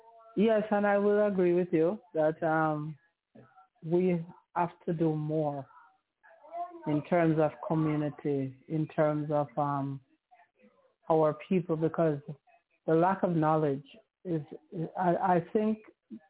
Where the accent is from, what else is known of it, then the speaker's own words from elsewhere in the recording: Jamaica; I'm a Jamaican, which I am